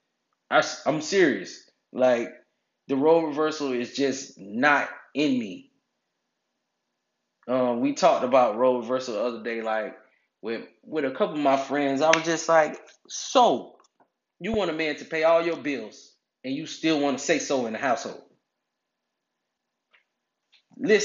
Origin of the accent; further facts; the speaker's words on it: United States; growing up in America